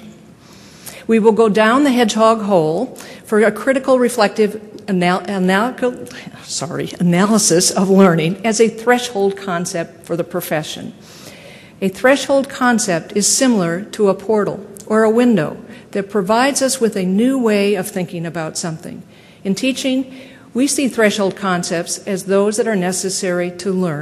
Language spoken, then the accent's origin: English; Minnesota, United States; moved away as an adult; also born or lived in Stanford, California; I was quickly marked as that Minnesotan who wore flannel shirts and jeans